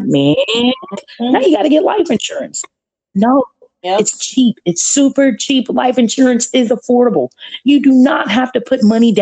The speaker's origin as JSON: {"language": "English", "town": "Chicago", "region": "Illinois", "country": "United States", "said": "I'm from Chicago, Illinois"}